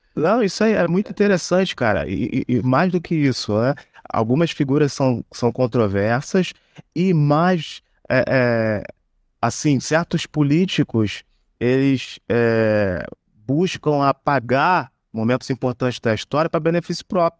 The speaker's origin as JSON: {"language": "Portuguese", "country": "Brazil", "said": "como brasileiros"}